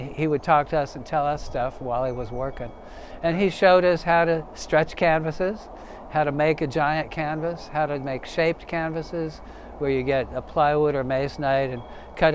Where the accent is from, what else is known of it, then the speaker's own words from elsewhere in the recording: Sacramento, California, United States; I grew up in Sacramento, the capital city of California.